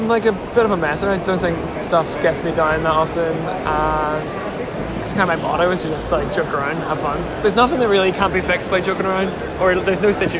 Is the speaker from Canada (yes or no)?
no; Belfast, Northern Ireland, United Kingdom; I'm from Belfast, Northern Ireland. I'm 26.